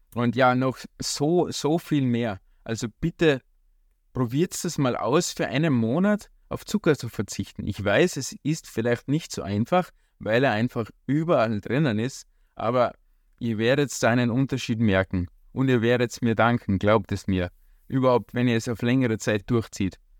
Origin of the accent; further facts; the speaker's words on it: Austria; bei uns in Österreich